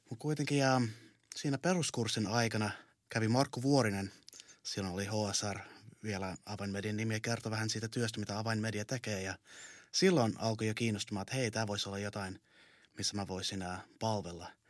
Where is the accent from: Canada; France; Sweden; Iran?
Canada; now in Finland; mä oon Kanadan suomalainen. Mä muutin Suomeen vuonna 2002.